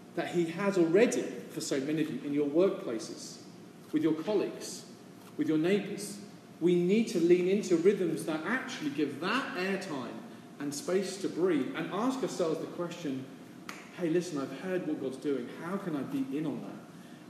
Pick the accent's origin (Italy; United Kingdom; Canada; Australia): United Kingdom; now in San Francisco, United States; as a British person from a stiff upper lip culture